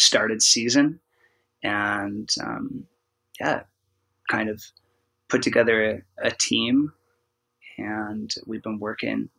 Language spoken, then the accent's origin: English; Oregon, United States; We're both from Oregon